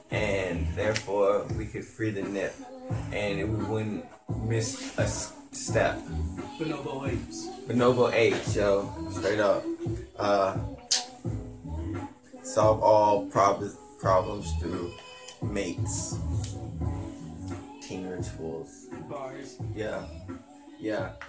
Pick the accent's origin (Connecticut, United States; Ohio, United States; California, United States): California, United States; I came from California and I, I used it in South Carolina